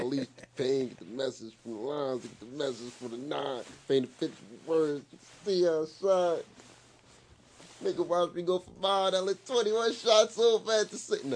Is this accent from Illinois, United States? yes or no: no; New York City, New York, United States; First and foremost, like I'm from Courtlandt Ave. Like I'm from the Bronx, New York.